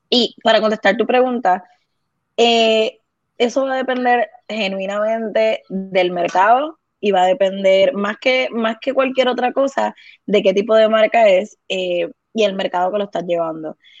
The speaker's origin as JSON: {"language": "Spanish", "town": "Guaynabo", "country": "Puerto Rico", "also_born_or_lived": "Bayamón / Vega Baja", "said": "yo soy de Guaynabo, la familia de mi mamá es de Guaynabo, la familia de mi papá es de Vega Baja"}